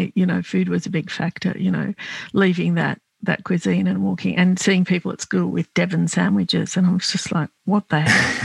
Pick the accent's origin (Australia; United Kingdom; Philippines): Australia; Melbourne, Victoria; English is a second language; My parents immigrated from Lebanon and I was born here actually